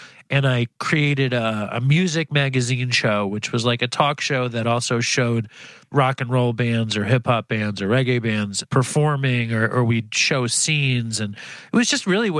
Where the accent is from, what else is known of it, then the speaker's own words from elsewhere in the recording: New York City, New York, United States; I grew up Jewish in Manhattan. Both my parents were teachers, and I grew up in a like kind of public housing in Chelsea